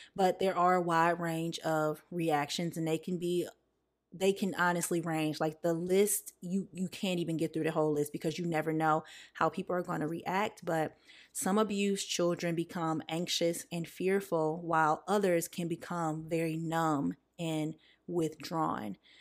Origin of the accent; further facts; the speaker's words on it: the South, United States; I'm also from the South